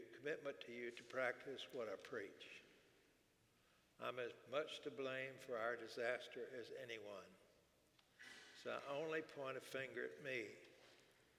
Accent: Houston, Texas, United States; I grew up in Houston.

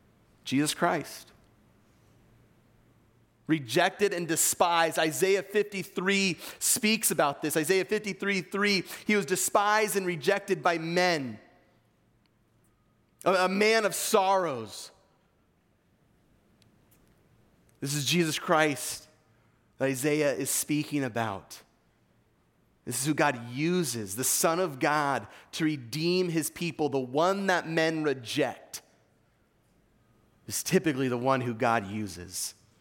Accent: East Coast, United States; accent: Eastern; It's quarter, not quada, all right? That's my Eastern accent for you guys.

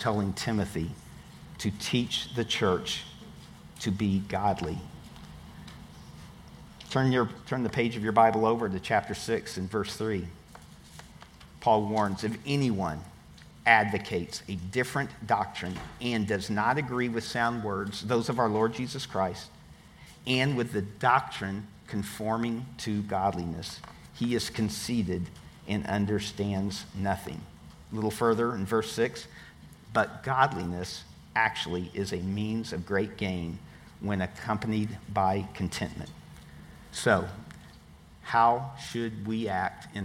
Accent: Tampa, Florida, United States; I'm from Tampa

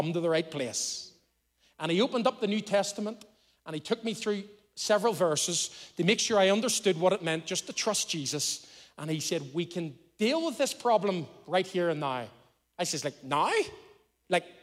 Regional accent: Belfast, Northern Ireland, United Kingdom; now in Lisburn, United Kingdom; I was brought up in Belfast, and I'm a Belfast boy

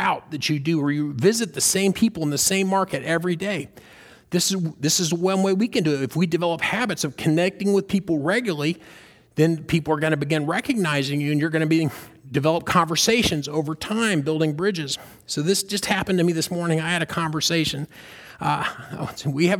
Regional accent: the South, United States; now in Orlando, United States; Where I grew up in the South

